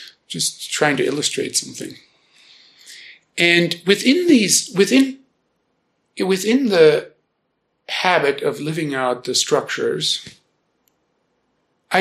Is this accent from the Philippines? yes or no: no; Germany; born or raised there; first language German; English is a second language; now in Boulder, United States